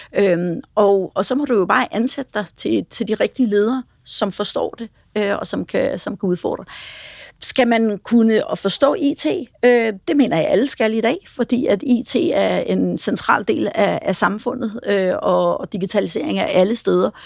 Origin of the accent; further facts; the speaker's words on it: Denmark